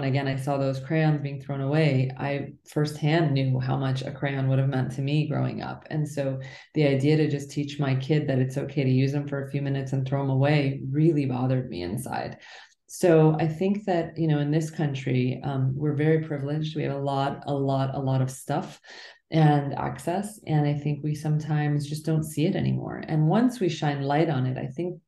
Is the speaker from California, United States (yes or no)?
no; New Jersey, United States; also born or lived in Iran; my family left when I was just shy of a year old, and we moved all over the place and ended up in a small town in New Jersey.